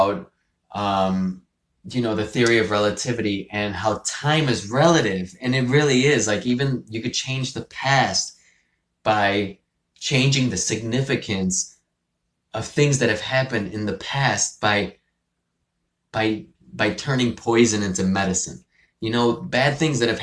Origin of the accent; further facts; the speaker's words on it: Venezuela; moved away; I was born in Venezuela